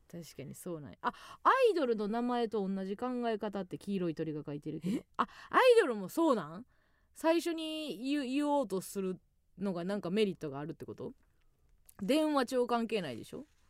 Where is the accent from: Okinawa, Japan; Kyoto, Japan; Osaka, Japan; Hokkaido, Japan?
Osaka, Japan; Kansai; 地元大阪関西での知名度を上げるべく